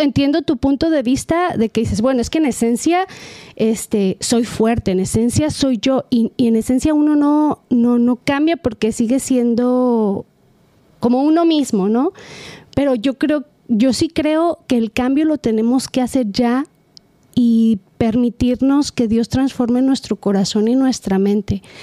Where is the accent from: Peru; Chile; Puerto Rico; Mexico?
Mexico; also born or lived in California; now in Costa Mesa, United States; yo soy mexicana y yo tengo mis valores y mi cultura bien grabada